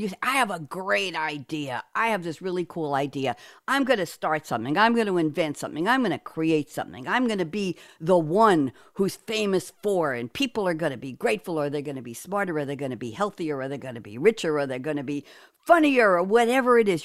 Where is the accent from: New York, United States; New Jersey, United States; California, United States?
New York, United States; accent: New York; my New York accent